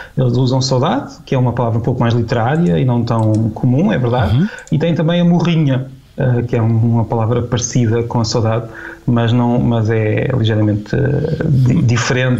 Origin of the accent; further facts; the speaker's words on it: Portugal; now in Peniche, Portugal; temos o sotaque português, português de Portugal